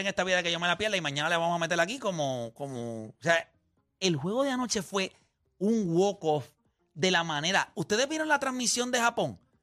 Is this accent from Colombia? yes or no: no; Puerto Rico; nosotros somos parte de los Estados Unidos